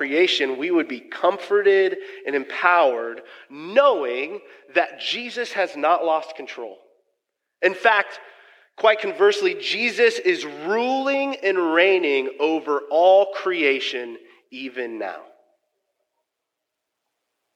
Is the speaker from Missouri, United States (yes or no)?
yes; Kansas City, Missouri, United States; moved away as an adult; now in Council Bluffs, United States; my hometown, where I'm actually from, grew up the first 30 years of my life, is good old Kansas City, Missouri